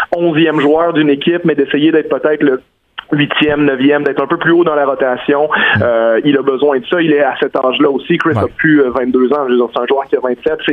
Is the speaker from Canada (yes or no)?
yes; Quebec, Canada; on est des Québécois